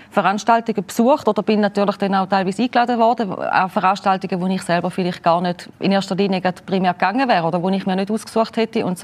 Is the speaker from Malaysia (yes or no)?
no; Gossau, St. Gallen, Switzerland; now in Abtwil, Switzerland; Ja, also aufgewachsen in Gossau ursprünglich, ähm, die ersten 15 Jahre ungefähr, dann ungefähr 12 Jahre in St. Gallen, wieder zurück auf Gossau und jetzt Abtwil